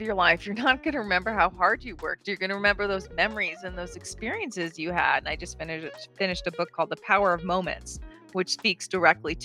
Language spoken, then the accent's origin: English; Bahamas; moved away; I grew up in the Bahamas, was kind of home base.